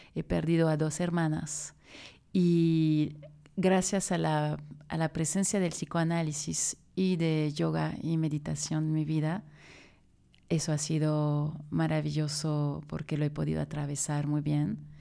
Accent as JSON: {"language": "Spanish", "country": "France", "moved": "yes", "lives_now": "Mexico City, Mexico", "said": "Soy francesa, es importante, es mi, raíz"}